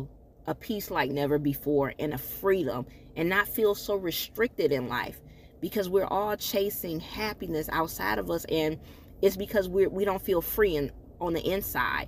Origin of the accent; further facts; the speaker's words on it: Michigan, United States; moved away; my hometown, Michigan